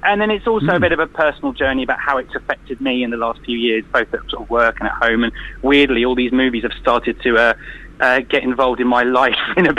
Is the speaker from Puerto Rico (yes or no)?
no; United Kingdom; I'm British